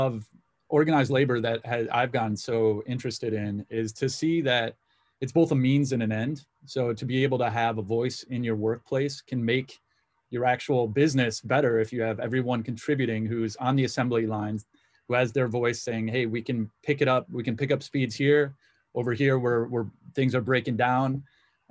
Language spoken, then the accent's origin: English; United States; also born or lived in Zambia; being born American